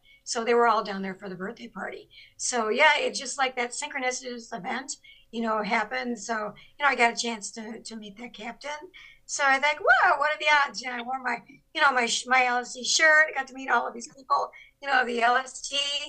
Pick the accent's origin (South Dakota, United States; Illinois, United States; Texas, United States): Texas, United States; I grew up playing cards too. You know, I'm from Texas.